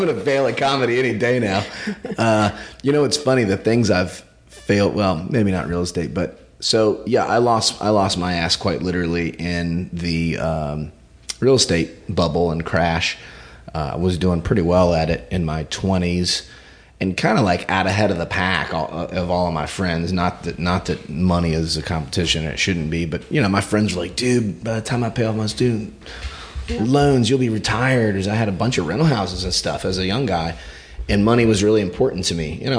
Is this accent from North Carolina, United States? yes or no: yes; Gastonia, North Carolina, United States; also born or lived in Wilmington, North Carolina; I grew up in Gastonia, North Carolina